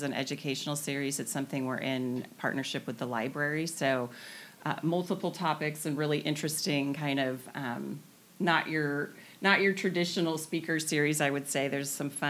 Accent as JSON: {"language": "English", "area": "the Northwest", "region": "Pacific Northwest", "country": "United States", "tie": "born or raised there", "lives_now": "Camano Island, United States", "said": "born and raised in the Northwest"}